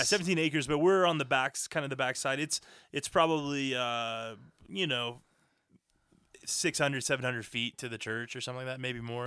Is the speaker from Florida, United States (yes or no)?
yes; Florida, United States; we grew up in Florida